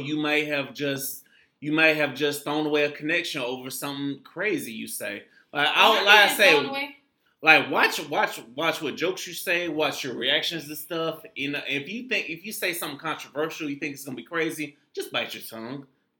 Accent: St. Petersburg, Florida, United States; I'm from St. Pete

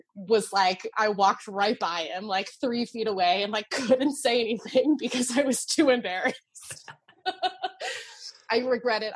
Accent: New Jersey, United States; moved away as an adult; now in Chicago, United States; I grew up in New Jersey.

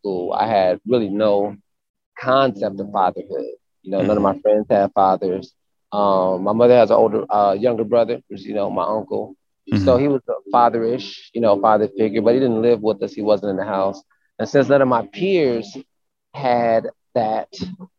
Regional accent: Milwaukee, Wisconsin, United States; moved away as an adult; also born or lived in south suburbs of Chicago, Illinois; now in Atlanta, United States; We moved to Milwaukee when I was about 8. So I did like middle school and high school in Milwaukee, Wisconsin

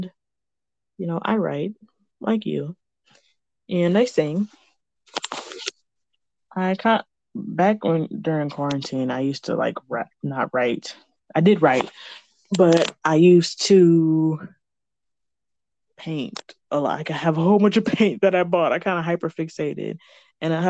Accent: Michigan, United States; I'm from Michigan, and one of the biggest cities in Michigan, but it's not Lansing or Detroit

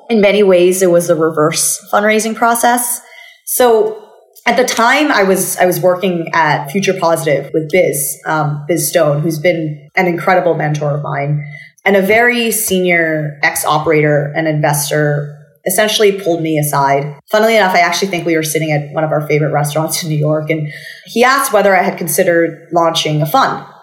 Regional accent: Bangkok, Thailand; accent: American; So I grew up in Bangkok and basically mm-hmm. you probably know this by now, but I, I, picked up my American accent from watching too much television as a child.

